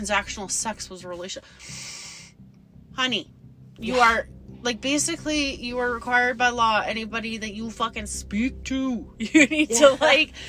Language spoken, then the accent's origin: English; Calgary, Alberta, Canada; we are from Calgary